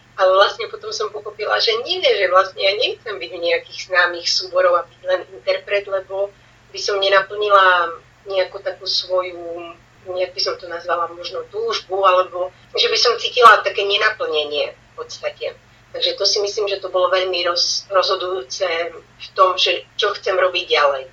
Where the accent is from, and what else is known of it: Slovakia; moved away as an adult; also born or lived in Banská Bystrica / Switzerland; now in Barcelona, Spain